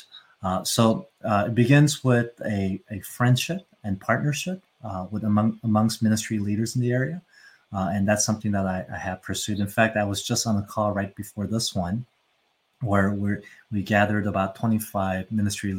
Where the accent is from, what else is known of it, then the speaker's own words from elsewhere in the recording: United States; we grew up in the States